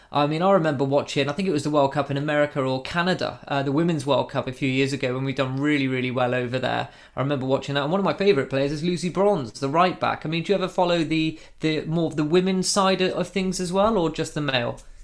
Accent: England, United Kingdom; we're all English

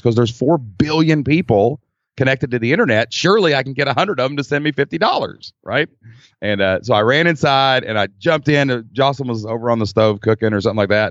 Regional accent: Kentucky, United States; accent: Kentucky; we're in Kentucky. I mean, you can tell by my accent probably

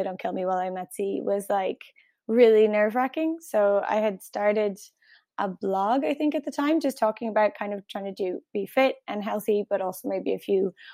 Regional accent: Ireland; accent: Irish; my Irish accent

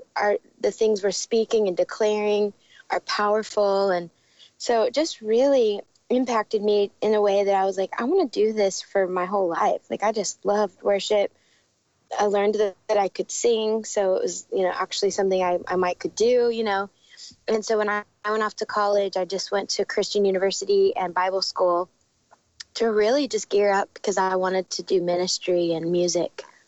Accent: Dallas, Texas, United States; moved away as an adult; also born or lived in Arizona; now in Nashville, United States; we live in Nashville. I grew up in Dallas

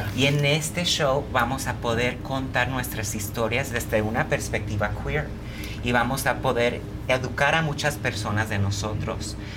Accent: Los Angeles, California, United States; Yo vivo y nací en Los Ángeles. Pero soy de padres mexicanos.

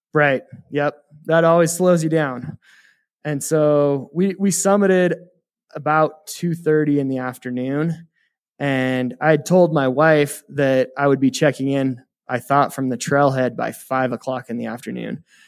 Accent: Heber City, Utah, United States; moved away as an adult; now in Evanston, United States; I grew up in Heber City, Utah, and kind of been playing in the mountains my whole life

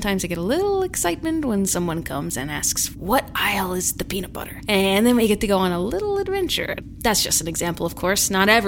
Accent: Wilmington, North Carolina, United States; I am a grocery store cashier, and I come from Wilmington, North Carolina.

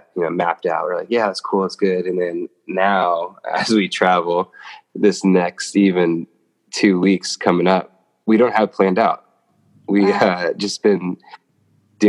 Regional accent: Los Angeles, California, United States; moved away; also born or lived in Atlanta; I'm from Los Angeles

